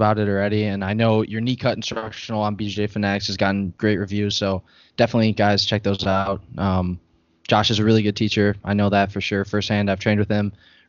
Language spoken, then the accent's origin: English; Midwest, United States; I'm from the Midwest.